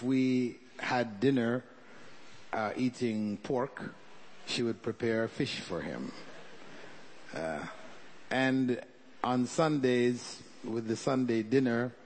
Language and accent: English; Toronto, Ontario, Canada; born or raised there; moved away as an adult; also born or lived in Jamaica / Kota Kinabalu, Sabah, Malaysia